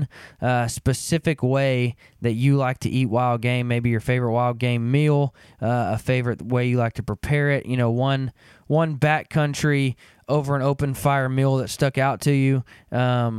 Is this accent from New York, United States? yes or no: no; Arkansas, United States; moved away as an adult; now in Kansas, United States; I grew up in Arkansas and moved to Kansas about 7 years ago